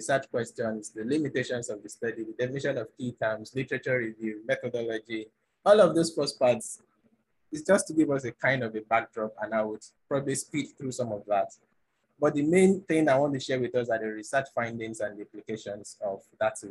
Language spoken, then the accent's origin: English; Nigeria; I'm an African, I'm a Nigerian, and I'm a millennial